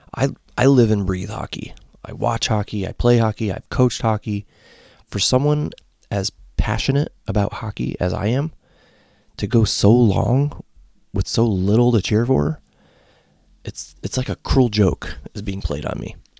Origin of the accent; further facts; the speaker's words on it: Connecticut, United States; moved away as an adult; also born or lived in Ohio; now in Columbus, United States; I grew up in Connecticut and was a Hartford Whalers fan.